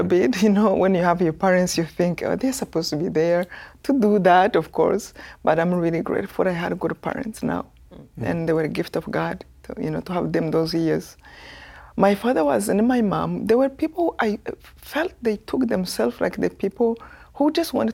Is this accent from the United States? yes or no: no; Rwanda; moved away as an adult; I come from Rwanda, this tiny